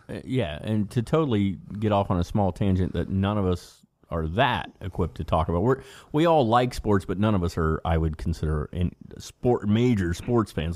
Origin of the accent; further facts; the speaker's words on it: Cincinnati, Ohio, United States; we're, we're from Cincinnati